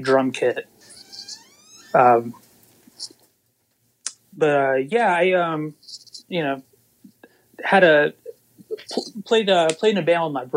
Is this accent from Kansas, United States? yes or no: no; Waynesboro, Mississippi, United States; also born or lived in Hattiesburg, Mississippi; I grew up in Waynesboro, Mississippi, which is a really small place.